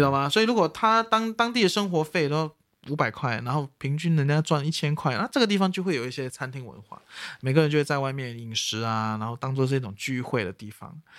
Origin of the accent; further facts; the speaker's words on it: Singapore; 身为一个新加坡人